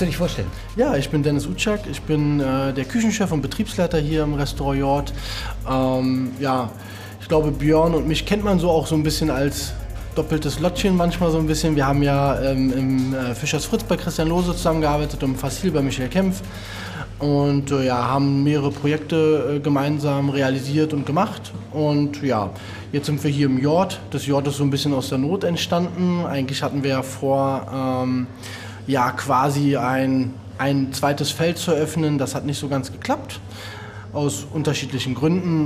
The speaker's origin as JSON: {"language": "German", "region": "Berlin", "country": "Germany", "tie": "born or raised there", "said": "ich komme aus Reinickendorf, hm? Reinickendorf-Wedding."}